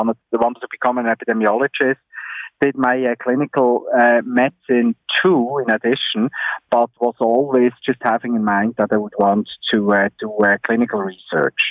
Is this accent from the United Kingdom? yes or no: no; Switzerland; moved away as an adult; also born or lived in Bern; now in Ontario, Canada; I grew up in Switzerland